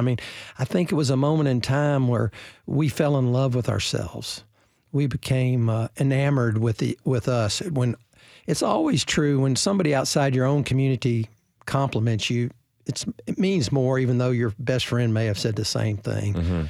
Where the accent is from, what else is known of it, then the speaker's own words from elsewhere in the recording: Nashville, Tennessee, United States; growing up in Nashville, I grew up with 10 kids, 9 brothers and sisters